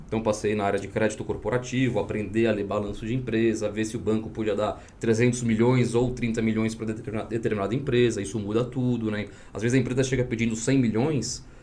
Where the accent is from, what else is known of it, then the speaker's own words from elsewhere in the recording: São Paulo, Brazil; moved away as an adult; also born or lived in Vitória, Espírito Santo; eu sou nascido no Espírito Santo, Vitória. E aí, logo com um ano de idade, eu me mudei para São Paulo, através dos meus pais, né? Meu pai veio trabalhar em São Paulo. E fiquei em São Paulo até os 35 anos